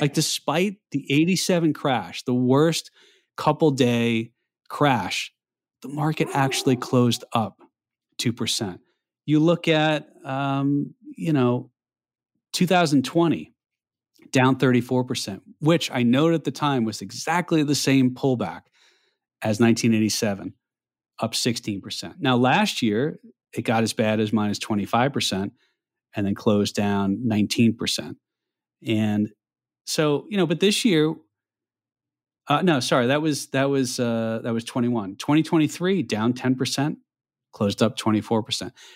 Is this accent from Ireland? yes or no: no; New York, United States; moved away; as a New Yorker, former New Yorker, you know, North, Northeast New York area